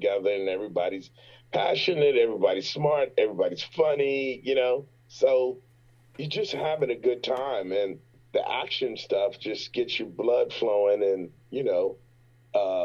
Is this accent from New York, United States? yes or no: no; Richmond, Virginia, United States; I'm from Richmond, Virginia.